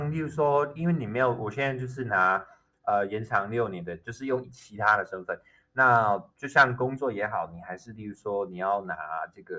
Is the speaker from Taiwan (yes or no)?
yes; Fengshan, Kaohsiung, Taiwan; 是的，对啊，高雄凤山出生的。